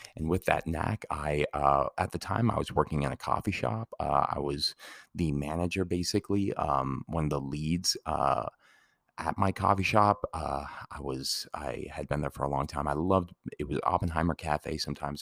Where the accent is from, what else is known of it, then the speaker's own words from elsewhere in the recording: Santa Fe, New Mexico, United States; as a kid, you know, growing up in Santa Fe